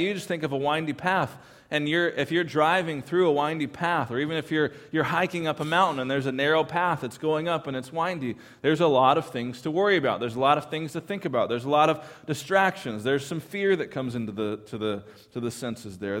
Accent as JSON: {"language": "English", "region": "California", "country": "United States", "said": "I am from California"}